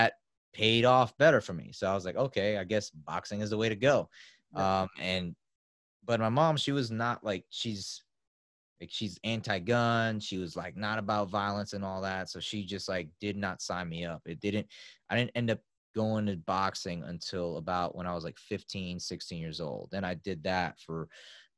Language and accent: English; New York City, New York, United States; I grew up in South Bronx in New York City.